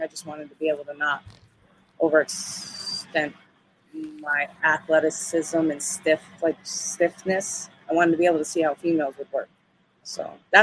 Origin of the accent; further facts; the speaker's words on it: Schenectady, New York, United States; also born or lived in Albany, New York; My hometown is Schenectady, New York.